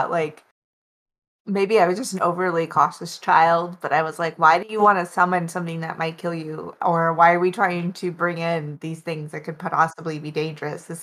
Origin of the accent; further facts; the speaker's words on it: Alaska, United States; I grew up in Alaska and we have a lot of Russian influence.